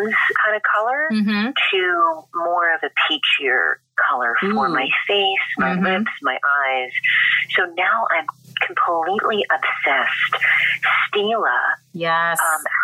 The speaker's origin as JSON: {"language": "English", "town": "Philadelphia", "region": "Pennsylvania", "country": "United States", "also_born_or_lived": "New York City", "moved": "yes", "lives_now": "Los Angeles, United States", "said": "I'm from Philly"}